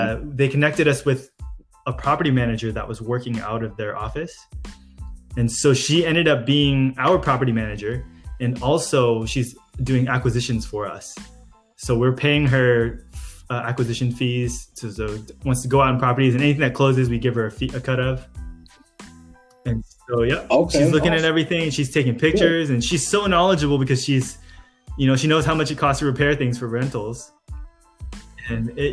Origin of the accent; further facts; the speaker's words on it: San Diego, California, United States; I'm from San Diego